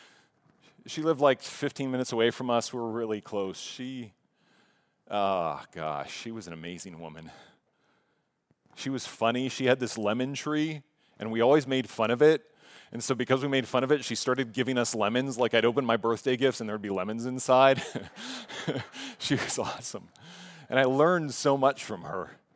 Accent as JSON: {"language": "English", "town": "Pittsburgh", "region": "Pennsylvania", "country": "United States", "tie": "born or raised there", "said": "I was living in Pittsburgh as I grew up in Pittsburgh"}